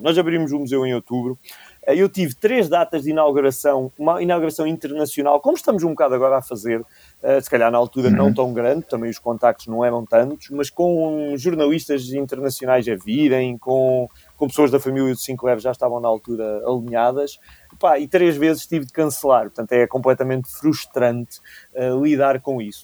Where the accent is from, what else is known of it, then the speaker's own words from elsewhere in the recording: Cantanhede, Centro, Portugal; moved away as an adult; eu cresci, eu nasci em Cantanhedo, cresci em Cantanhedo